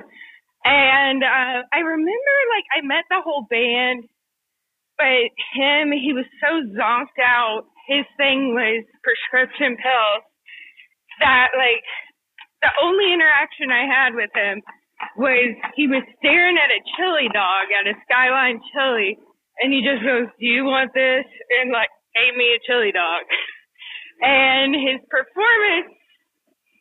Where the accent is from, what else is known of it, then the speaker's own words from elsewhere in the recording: Kentucky, United States; I'm from Kentucky, so yeah, I grew up like steeped